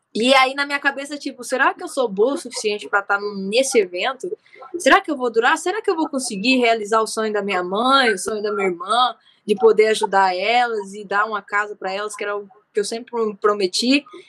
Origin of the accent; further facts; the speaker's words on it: Umuarama, Paraná, Brazil; moved away; also born or lived in Rio de Janeiro; em Umorama, que é a cidade natal onde eu nasci